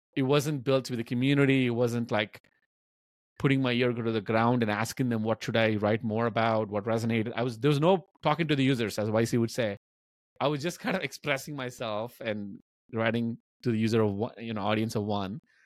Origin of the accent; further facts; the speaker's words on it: Hyderabad, Telangana, India; also born or lived in Bamuru (village), India; when we moved from Bamuru to Hyderabad, the city, and fa- the family was in a financially tough situation. I was like 12, 13 years old